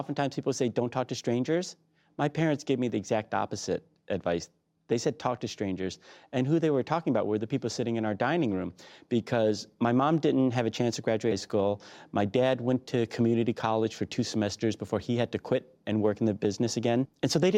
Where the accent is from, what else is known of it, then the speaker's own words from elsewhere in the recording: Detroit, Michigan, United States; growing up in Detroit, particularly in the 80s